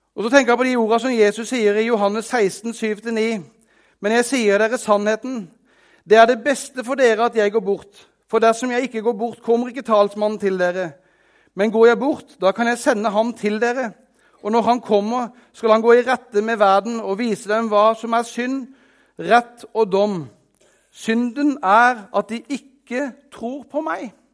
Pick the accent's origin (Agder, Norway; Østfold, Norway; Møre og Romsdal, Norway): Agder, Norway; Arendal; jeg er fra Arendal, så jeg har veldig rær dialekt